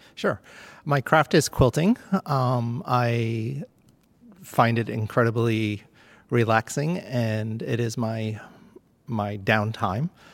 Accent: Plymouth, New Hampshire, United States; moved away as an adult; now in Maine, United States; I'm actually from Plymouth, New Hampshire

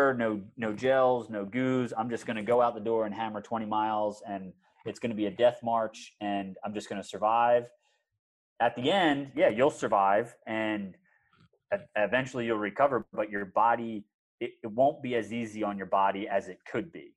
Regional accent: outside of Philadelphia, Pennsylvania, United States; I grew up outside of Philadelphia

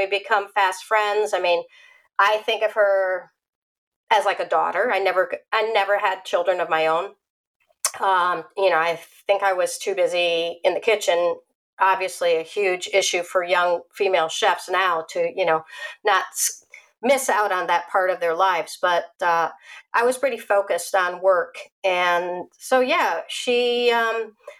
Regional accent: shores of Lake Michigan, Midwest, United States; moved away as an adult; now in Florida, United States; growing up on the shores of Lake Michigan, I had never been in the ocean before.

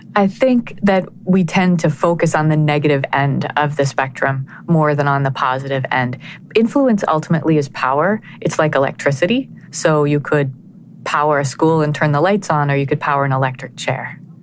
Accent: Connecticut, United States; my hometown in Connecticut

